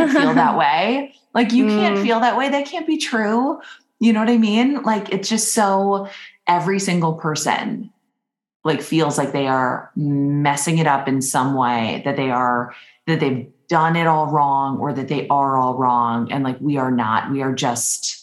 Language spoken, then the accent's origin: English; Minnesota, United States; I'm from Minnesota